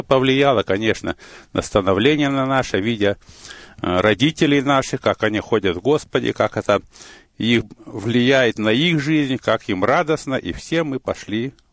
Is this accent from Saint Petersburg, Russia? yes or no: no; Chelyabinsk Oblast, Russia; born there; Но я родился в России, в Челябинской области, Миасский район, там были золотые прииски.